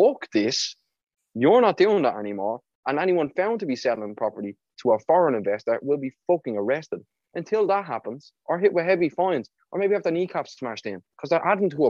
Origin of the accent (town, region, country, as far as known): Ireland